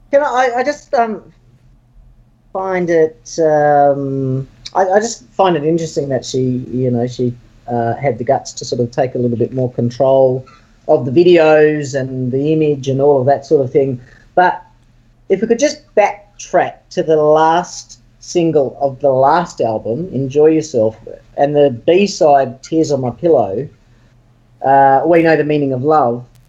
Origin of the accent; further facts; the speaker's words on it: Sydney, New South Wales, Australia; I'm from Sydney, I was living in Sydney at the time.